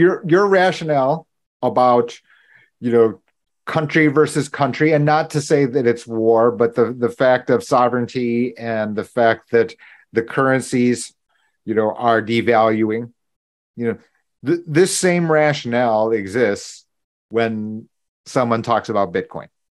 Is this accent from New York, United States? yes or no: yes; Buffalo, New York, United States; I was born in Buffalo